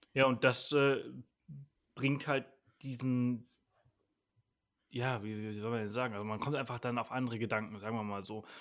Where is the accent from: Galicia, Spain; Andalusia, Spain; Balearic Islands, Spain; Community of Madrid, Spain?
Balearic Islands, Spain; Mallorca; also born or lived in Bangkok / Berlin; now in Garmisch-Partenkirchen, Germany; ich bin wirklich auf dem Land aufgewachsen, sechs Kilometer jeden anderen Ort, mit, also drei Häuser um mich herum. Mhm. Äh, so, so, bin ja. ich auf Mallorca aufgewachsen